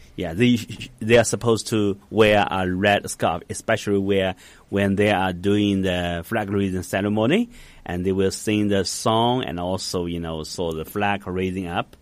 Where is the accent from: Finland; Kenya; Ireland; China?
China; Hangzhou, Zhejiang; English is a second language; I was born in Hangzhou